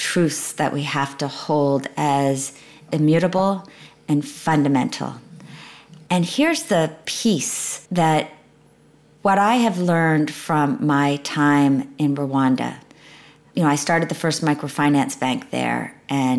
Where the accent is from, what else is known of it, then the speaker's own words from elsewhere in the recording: United States; as an American woman